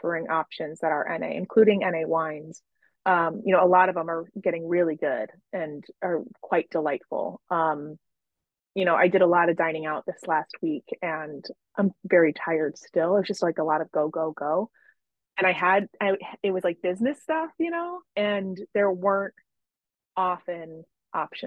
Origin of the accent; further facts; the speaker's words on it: Chicago, Illinois, United States; I'm from Chicago.